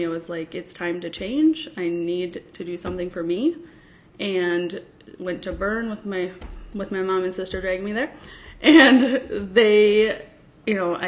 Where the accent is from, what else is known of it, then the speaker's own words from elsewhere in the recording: Sparta, Wisconsin, United States; I am from Sparta, Wisconsin.